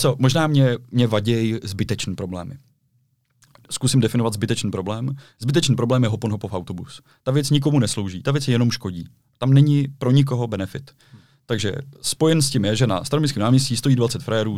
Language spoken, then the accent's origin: Czech; Prague, Czechia; já jsem Čech, já jsem Pražák